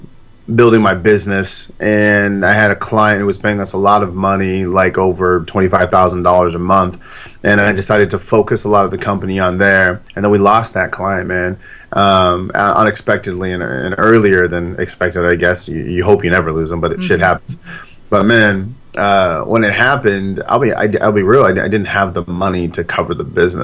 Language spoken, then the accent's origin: English; San Diego, California, United States; I was born and raised in San Diego, as were my parents